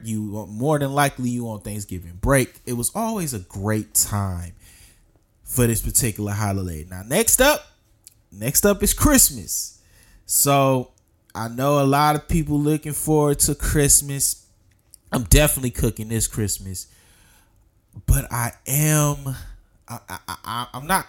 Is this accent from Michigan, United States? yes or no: yes; Detroit, Michigan, United States; I'm from Detroit